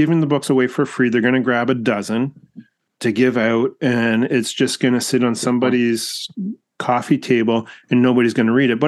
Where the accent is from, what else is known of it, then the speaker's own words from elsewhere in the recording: Canada; us here as Canadian Catholics